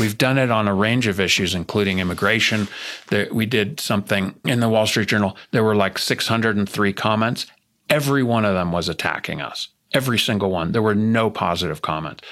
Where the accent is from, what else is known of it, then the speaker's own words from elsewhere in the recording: New Jersey, United States; I'm from New Jersey, and I was born in nineteen seventy